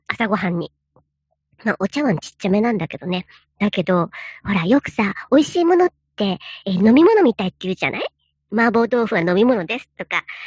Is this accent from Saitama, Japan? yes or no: no; Echigo, Niigata, Japan; now in Nagoya, Japan; 遠いふるさと